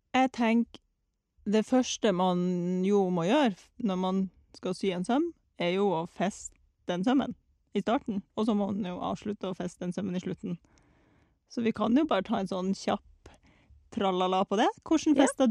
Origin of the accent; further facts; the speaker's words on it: Russia; now in Norway; jeg var hjemme i Russland i eh, ferien